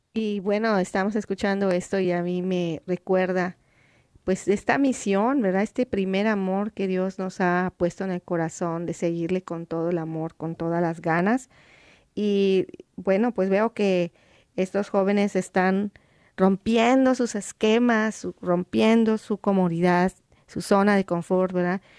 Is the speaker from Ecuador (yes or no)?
yes; Ecuador; now in Philadelphia, United States; soy de Ecuador vivimos en Filadelfia